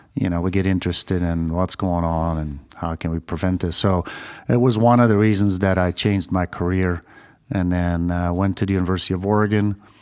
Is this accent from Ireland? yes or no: no; Belgium; moved away as an adult; also born or lived in Australia; now in United States; I used to be a registered nurse in my home country, Belgium